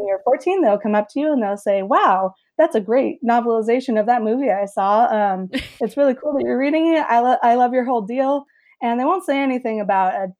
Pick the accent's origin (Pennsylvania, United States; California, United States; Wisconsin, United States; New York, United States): California, United States; Los Angeles; growing up